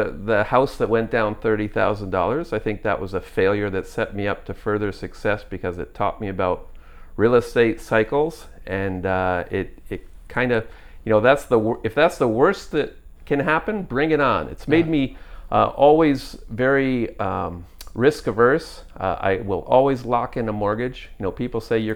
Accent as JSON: {"language": "English", "region": "New York", "country": "United States", "also_born_or_lived": "Calgary, Canada", "moved": "as an adult", "lives_now": "Canada", "said": "I'm from New York"}